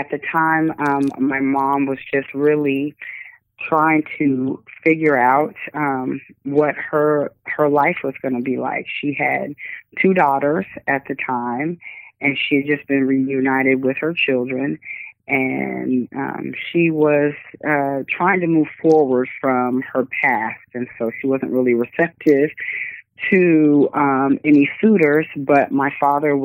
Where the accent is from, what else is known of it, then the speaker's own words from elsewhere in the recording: Tacoma, Washington, United States; I'm from Tacoma, Washington. And I was born and raised here